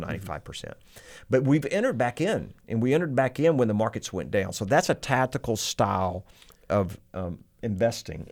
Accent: Texas, United States; I'm very Texan, very country boy

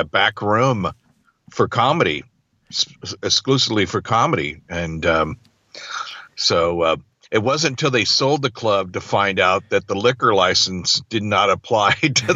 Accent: Lowell, Massachusetts, United States; moved away; I was born in Lowell, Massachusetts

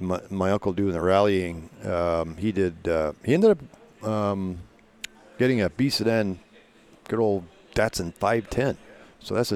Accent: Toronto, Ontario, Canada; also born or lived in Windsor, Ontario / Sarnia, Ontario / Port Huron, Michigan; Mostly in the Toronto area. I was born in Windsor

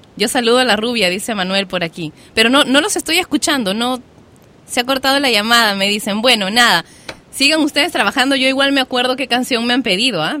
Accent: Lima, Peru; yo soy de Lima

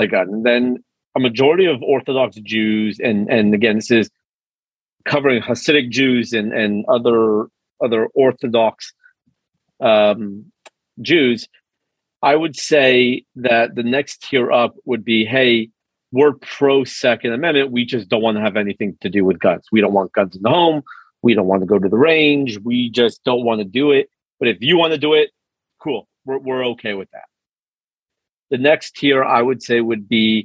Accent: Los Angeles, California, United States; now in Texas, United States; I'm from Los Angeles originally

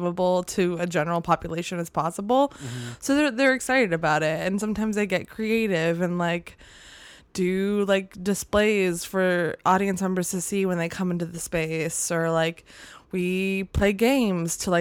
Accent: San Diego, California, United States; moved away as an adult; now in Chicago, United States; I'm from California originally, San Diego specifically. And I moved here for school

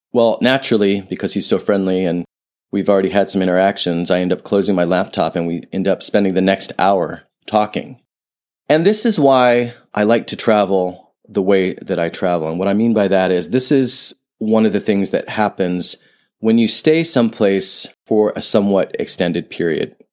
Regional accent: Ohio, United States; moved away; I grew up in Ohio, nothing wrong with Ohio

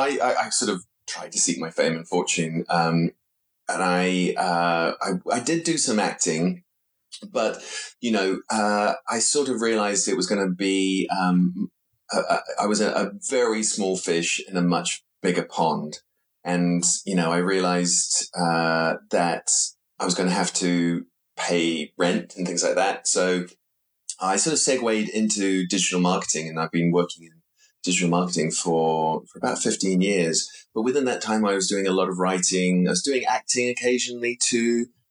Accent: London, United Kingdom; born there; I was born in London, but I didn't live here, I sort of had the experience of both, you know, feeling like a born Londoner

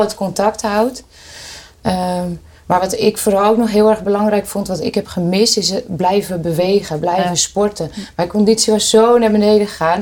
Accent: Hoorn, North Holland, Netherlands; Ik kom uit Horen

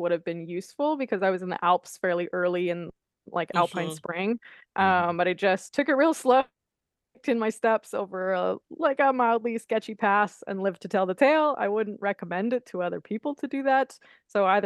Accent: Canada; being Canadian, you would think that maybe I would speak some French. I didn't

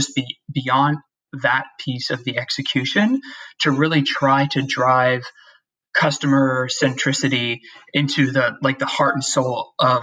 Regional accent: Youngstown, Ohio, United States; I grew up outside Youngstown, Ohio

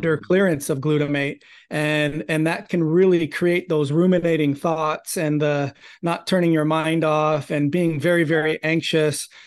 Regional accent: Toronto, Ontario, Canada; I grew up in Toronto, Canada

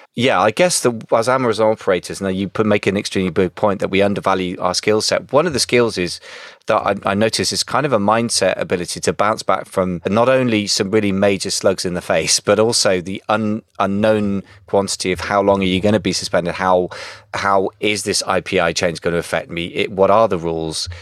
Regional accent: United Kingdom; I'm being very British

